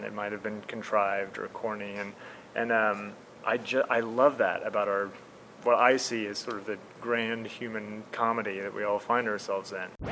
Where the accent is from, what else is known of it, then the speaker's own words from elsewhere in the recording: Midwest, United States; I'm from the Midwest